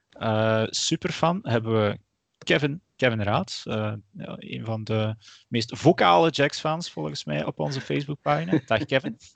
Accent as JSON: {"language": "Dutch", "region": "Flanders", "country": "Belgium", "said": "Want dat is als Vlaming, als Belg niet eh, vanzelfsprekend."}